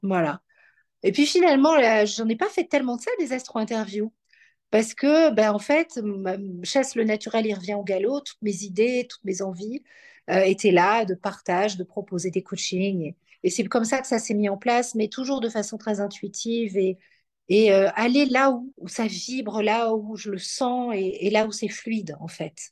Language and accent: French; Belgium; also born or lived in Paris, France / New York, United States; now in Aix-en-Provence, France; je suis née en Belgique, je vis en France, dans le sud